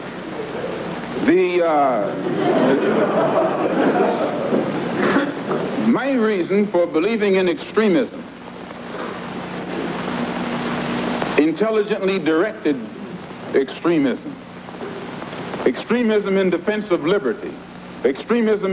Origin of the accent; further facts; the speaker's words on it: United States; I'm also an American Negro